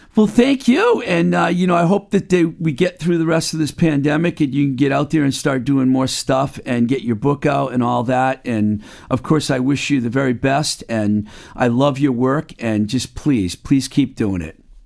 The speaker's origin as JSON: {"language": "English", "town": "Webster", "region": "Massachusetts", "country": "United States", "tie": "born or raised there", "said": "the Book Lovers Gourmet in my hometown of Webster, Mass"}